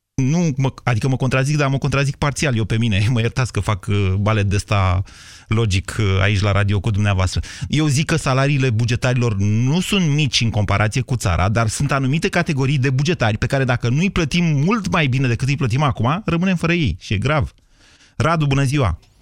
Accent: Romania; suntem români și unii și alții

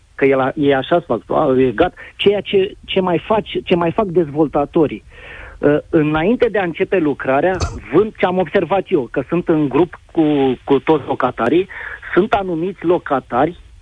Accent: Ploiești, Prahova, Romania; pot să zic că sunt din Ploiești

